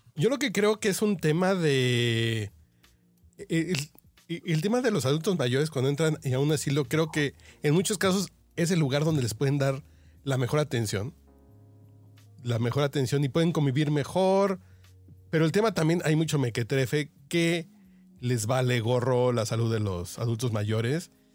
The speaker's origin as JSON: {"language": "Spanish", "country": "Mexico", "said": "yo como mexicano"}